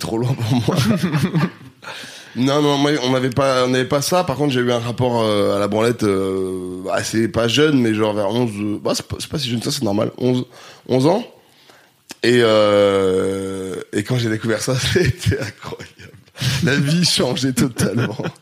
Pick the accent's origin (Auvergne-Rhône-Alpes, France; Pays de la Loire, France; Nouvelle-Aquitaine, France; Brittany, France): Auvergne-Rhône-Alpes, France; Grenoble; now in Paris, France; j'ai grandi à Grenoble